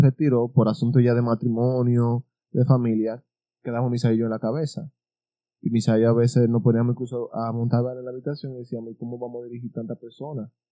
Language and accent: Spanish; Pimentel, Duarte, Dominican Republic; also born or lived in Baní, Dominican Republic; Caímos aquí en Pimentel a los seis años de edad